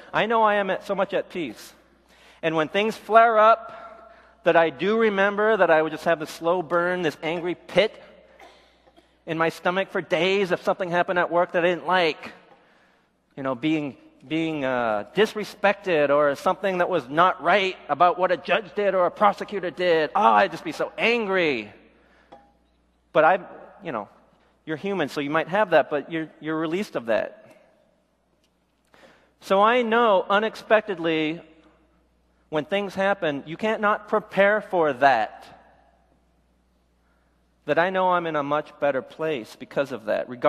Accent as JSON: {"language": "English", "country": "South Korea", "tie": "born there", "said": "I was born in Korea, but I was adopted."}